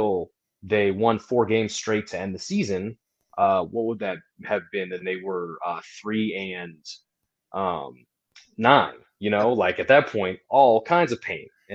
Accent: Iowa, United States; also born or lived in Savannah, Georgia; I was in Savannah, Georgia, moved back to my home state of Iowa.

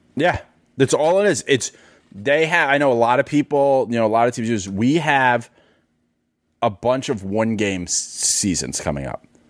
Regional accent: New York, United States; I'm a New Yorker. I lived in New York on 9 11

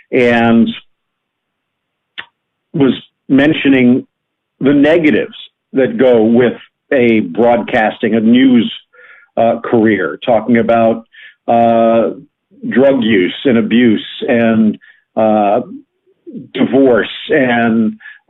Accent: South Florida, United States; I grew up living up in South Florida, not far from where I live right now

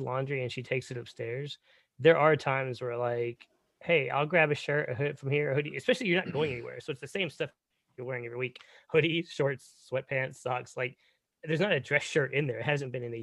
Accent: Texas, United States; being born and raised in Texas

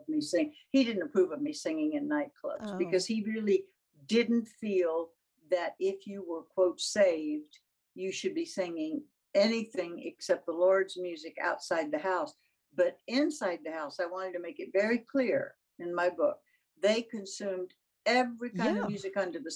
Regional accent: the South, United States; being a Southerner.

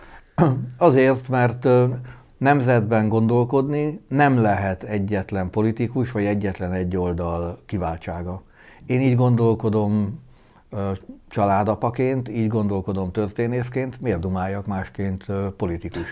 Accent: Sopron, Győr-Moson-Sopron, Hungary; Én egy soproni polgárcsaládból származom

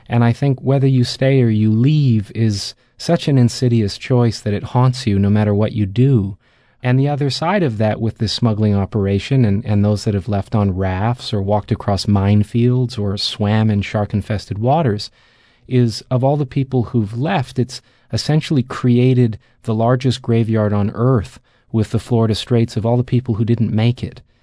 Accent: Canada; I come from Canada

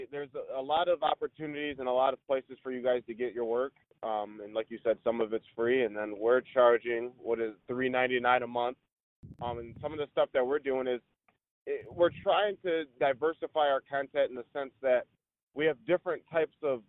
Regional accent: Flint, Michigan, United States; also born or lived in Lansing, Michigan; I'm originally from Flint, but went to Michigan State

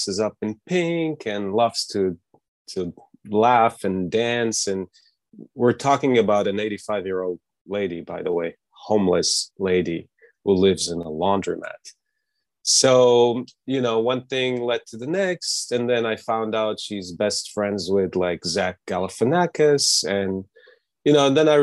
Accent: Netanya, Central District, Israel; also born or lived in Los Angeles; now in New York, United States; my hometown, Netanya, in Israel, which is a small beach town, Mediterranean Sea.

